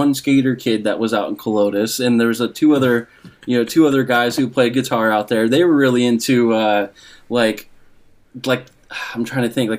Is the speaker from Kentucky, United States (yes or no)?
no; Spokane, Washington, United States; also born or lived in Colfax, Washington; I grew up in Spokane, and then my dad, for work, he moved us out into the middle of nowhere. It's called Colotus, Washington